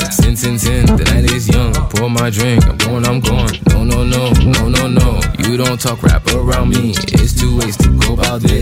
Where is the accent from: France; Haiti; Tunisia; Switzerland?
Haiti; moi je suis haïtien, I don't follow your shit. À 1804 fait des recherches, on a fucking changé le monde.